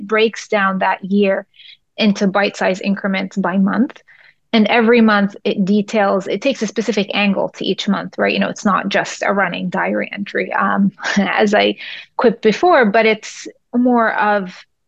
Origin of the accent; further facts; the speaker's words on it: Jerusalem, Palestine; moved away; I may have been an Israeli citizen on paper, but I was Palestinian by blood and birth